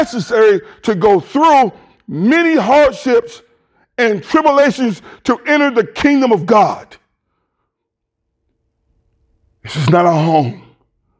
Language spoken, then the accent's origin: English; United States; we're American Christians.